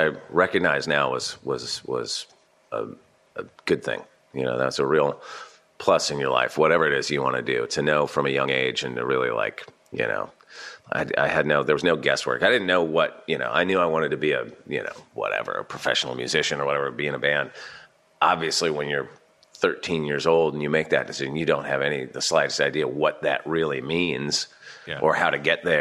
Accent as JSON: {"language": "English", "town": "Santa Barbara", "region": "California", "country": "United States", "tie": "born or raised there", "moved": "yes", "said": "growing up in Santa Barbara, I had this kind of chip on my shoulder"}